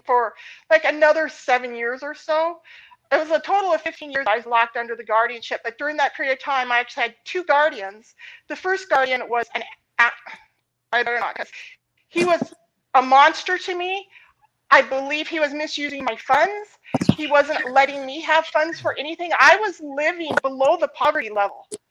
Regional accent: Montana, United States; I grew up in Montana

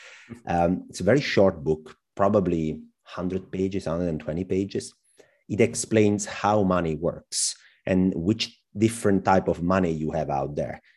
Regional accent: Southern Italy, Italy; moved away as an adult; also born or lived in Germany; I came back to my hometown visiting family

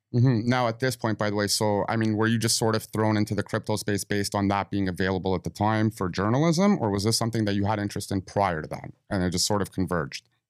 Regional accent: Toronto, Ontario, Canada; we're from Toronto

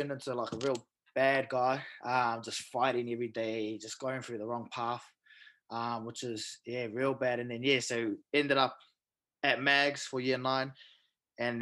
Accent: Auckland, New Zealand; also born or lived in Whangarei; we moved down to Auckland when I was real young. So basically brought up in Auckland.

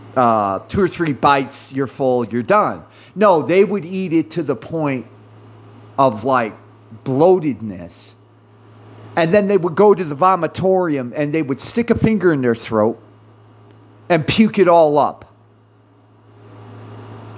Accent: United States; I'm an American

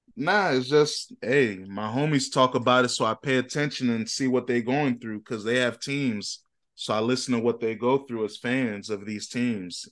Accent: Ghana; I'm a Ghanaian

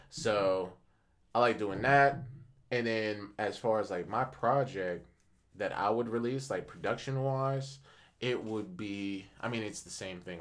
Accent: Akron, Ohio, United States; I'm from Akron

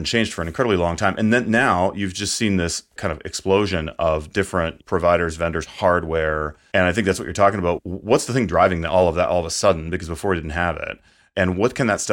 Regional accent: Canada; now in United States; born in Canada. I sometimes describe myself as secretly Canadian. And so I go back a lot

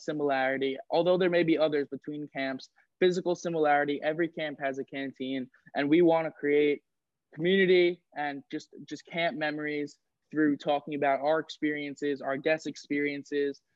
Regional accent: Port Washington, New York, United States; I'm from Port Washington, New York, which is on Long Island.

